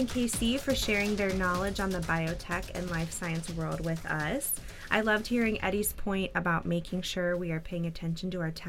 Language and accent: English; Ohio, United States; my home state of Ohio